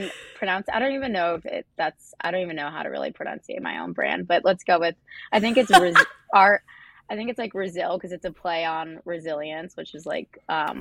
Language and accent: English; Cornwall, New York, United States; moved away as an adult; now in Manhattan, United States; Originally, I'm from Cornwall, New York, which is an hour north of Manhattan